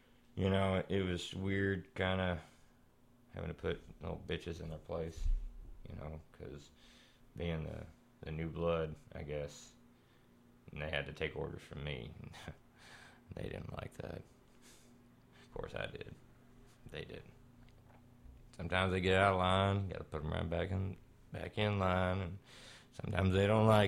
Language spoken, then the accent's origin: English; Texarkana, United States; born there; I was born down around Texarkana kind of area, right? So, yeah, somewhere around in there.